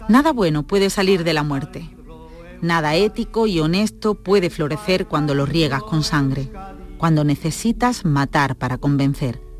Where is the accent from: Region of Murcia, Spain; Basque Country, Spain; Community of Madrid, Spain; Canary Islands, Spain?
Basque Country, Spain; mucha épica de lo diferentes que somos los vascos, tan antiguos, tan ancestrales, perdidos en la noche de los tiempos.